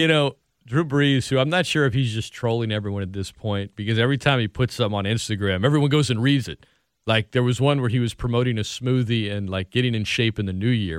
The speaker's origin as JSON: {"language": "English", "town": "Lafayette", "region": "Louisiana", "country": "United States", "tie": "born or raised there", "also_born_or_lived": "Opelousas, Louisiana / New Orleans, Louisiana"}